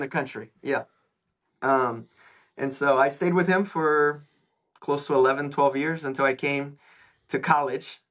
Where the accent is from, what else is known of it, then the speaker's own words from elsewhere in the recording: São Paulo, Brazil; moved away; I am from Brazil originally.